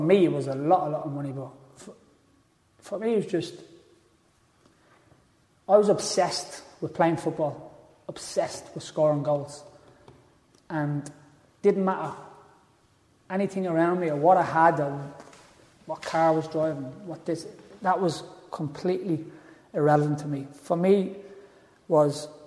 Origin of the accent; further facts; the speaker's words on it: Dublin, Leinster, Ireland; All of us from my area where I was brought up in Tala.